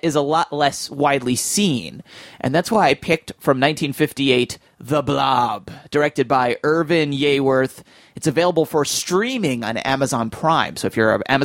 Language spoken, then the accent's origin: English; New Jersey, United States; I grew up in New Jersey